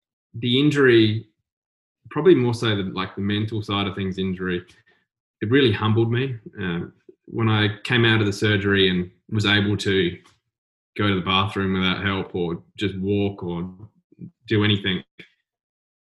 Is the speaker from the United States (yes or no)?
no; South Coast, South Australia, Australia; growing up on the South Coast, it's kind of small. I think there was only 10,000 people when I was living there.